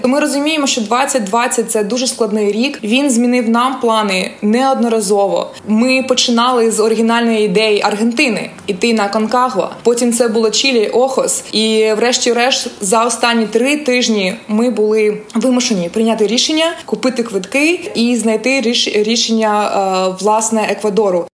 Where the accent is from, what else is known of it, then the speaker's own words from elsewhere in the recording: Mykolaiv, Mykolaiv Oblast, Ukraine; moved away as an adult; now in San Francisco, United States; Я народилася та виросла в Миколаєві